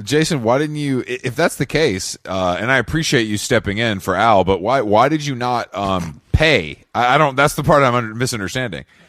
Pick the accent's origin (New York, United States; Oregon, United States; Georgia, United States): Georgia, United States; Atlanta; my hometown of Atlanta, Georgia